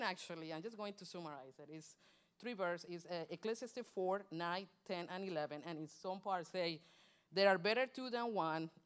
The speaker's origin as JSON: {"language": "English", "country": "Colombia", "also_born_or_lived": "Michigan", "moved": "yes", "said": "Colombian, I'm from Colombia, South America"}